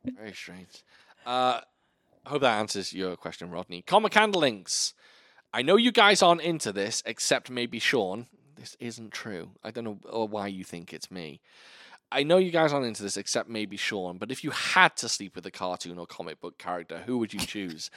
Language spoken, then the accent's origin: English; Wales, United Kingdom; moved away as an adult; now in Virginia, United States; I lived at home in sunny Wales